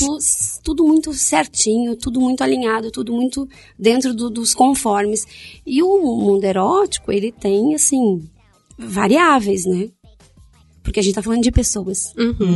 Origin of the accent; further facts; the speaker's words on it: Rio Grande do Sul, Brazil; moved away as an adult; also born or lived in Paraná; Eu saí do Rio Grande do Sul e fui para o Paraná